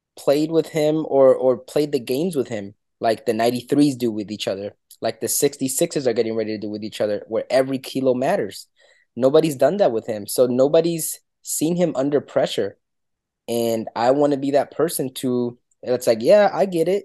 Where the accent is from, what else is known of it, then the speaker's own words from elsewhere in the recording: Dominican Republic; moved away; I'm, I'm from Dominican Republic